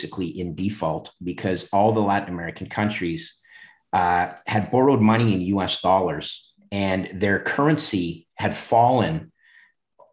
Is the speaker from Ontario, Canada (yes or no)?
no; Montreal, Quebec, Canada; I returned to my hometown, Montreal